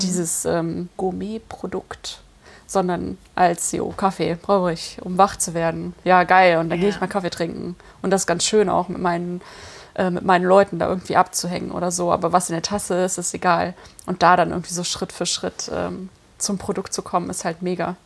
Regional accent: Cologne, North Rhine-Westphalia, Germany; ich komme ja aus Köln

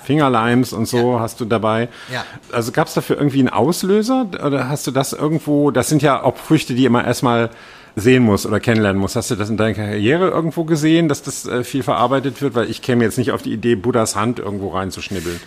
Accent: Rhineland, Germany; moved away; in meiner Heimat bin, im Rheinland und da auf dem Dorf

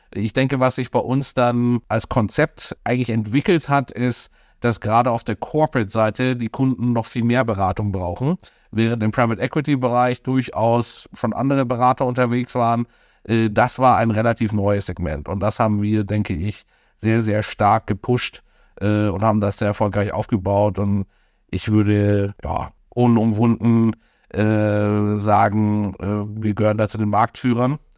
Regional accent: Munich, Bavaria, Germany; Ich bin zwar in äh, Deutschland, in München geboren und aufgewachsen, äh, bin daher ein gebürtiger Bayer, ein echtes Münchner Kindel.

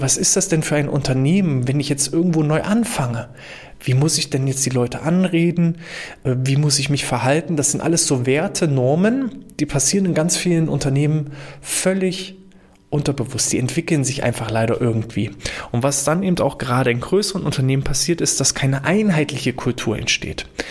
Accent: Germany; bei uns in Deutschland

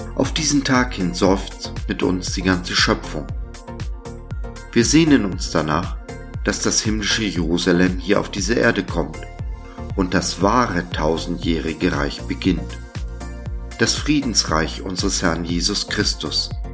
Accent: Germany

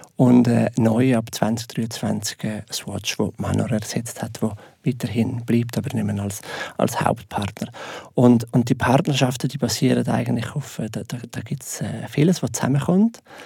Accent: Switzerland; wir Schweizer

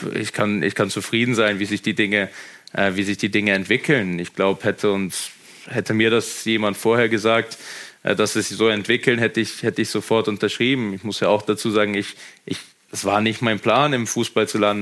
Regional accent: Germany; now in Austria; ich bin, ich bin Deutscher

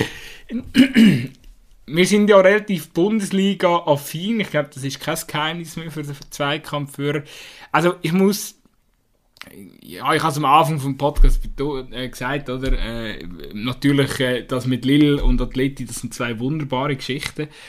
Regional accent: Switzerland; wir uns als Schweizer

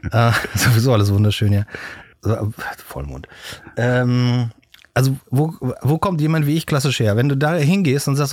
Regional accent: Brühl, North Rhine-Westphalia, Germany; also born or lived in Köln; Ich bin geboren in Köln und bin dann, äh, meine Eltern sind dann äh, recht früh nach Brühl rausgezogen in so ein, meine Eltern hören das ja nicht, in so einen Plattenbau.

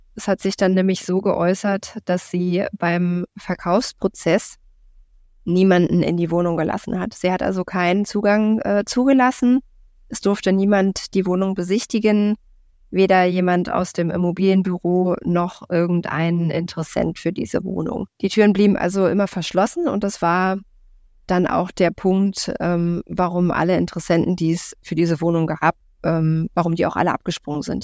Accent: Berlin, Germany; komme aus Berlin, bin gebürtige Berlinerin tatsächlich auch

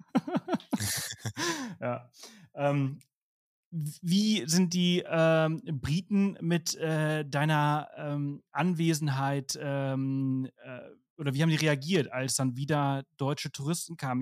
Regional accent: Spain; German is a second language; moved away; ich komme ja aus Spanien, ich bin in Spanien geboren und aufgewachsen

